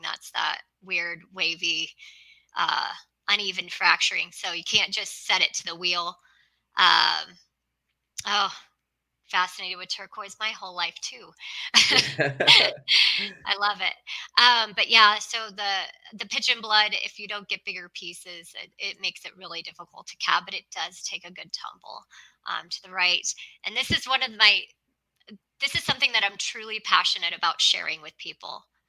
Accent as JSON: {"language": "English", "town": "Los Angeles", "region": "California", "country": "United States", "also_born_or_lived": "Arizona / Nevada / Utah", "moved": "yes", "said": "I'm originally from Los Angeles"}